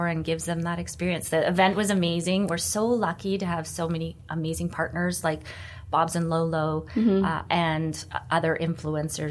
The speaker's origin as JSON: {"language": "English", "town": "Vancouver", "region": "British Columbia", "country": "Canada", "tie": "born or raised there", "said": "I'm born and raised in Vancouver"}